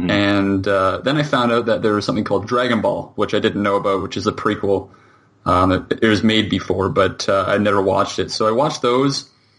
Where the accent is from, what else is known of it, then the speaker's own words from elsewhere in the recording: Canada; I'm a Canadian, and I live and work in Toronto right now